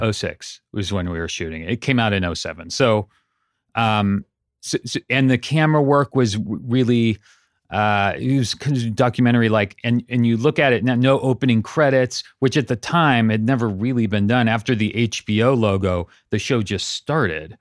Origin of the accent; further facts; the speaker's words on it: Santa Cruz, California, United States; moved away as an adult; also born or lived in Pasadena; I grew up in Santa Cruz, up in Northern California.